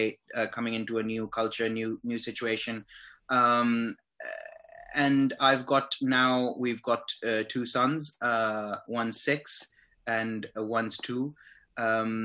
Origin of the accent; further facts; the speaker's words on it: Islamabad, Islamabad Capital Territory, Pakistan; moved away as an adult; also born or lived in Rawalpindi; now in United Kingdom; the thing I miss most about my hometown is obviously my family is there